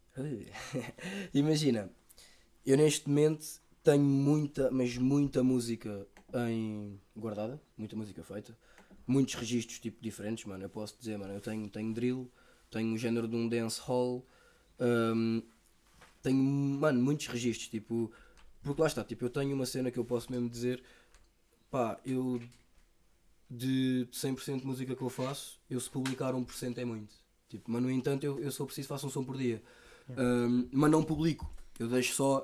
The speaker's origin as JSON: {"language": "Portuguese", "region": "Lisbon", "country": "Portugal", "tie": "born or raised there", "said": "eu fui criado muito com os meus avós também da parte dos meus, do, da minha mãe, porque moramos perto. Tipo, a minha, eu sou dos Olivais, a minha avó mora na Encarnação"}